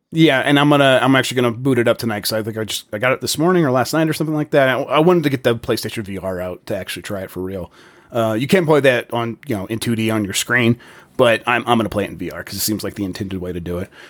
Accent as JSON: {"language": "English", "country": "United States", "said": "I'm an American"}